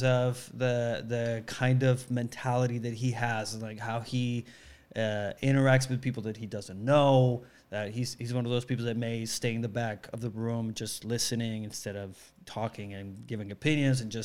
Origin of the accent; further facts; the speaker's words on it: Monterrey, Nuevo León, Mexico; English is a second language; moved away as an adult; also born or lived in Mexico City, Mexico; now in Los Angeles, United States; I was born in Monterrey, which is northeast Mexico, south of Texas.